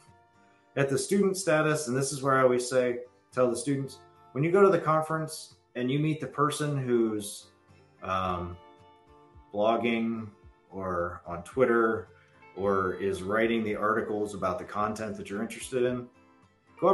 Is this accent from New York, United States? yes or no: no; Southeast Ohio, United States; I'm a kid from Southeast Ohio, and according to the books, I'm Appalachian